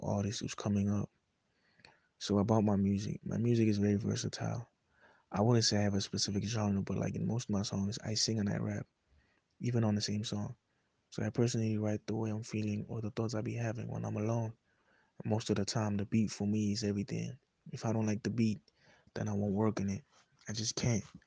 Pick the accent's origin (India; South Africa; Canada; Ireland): South Africa; Soshanguve, Gauteng; I'm from Soshanguve.